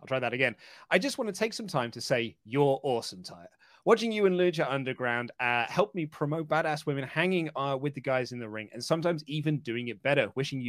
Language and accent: English; United Kingdom; as a British man